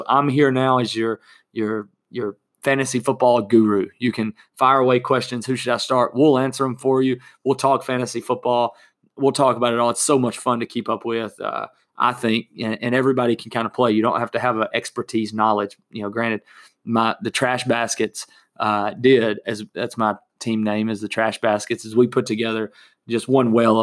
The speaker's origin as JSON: {"language": "English", "region": "Alabama", "country": "United States", "tie": "born or raised there", "moved": "yes", "lives_now": "Tennessee, United States", "said": "growing up in Alabama"}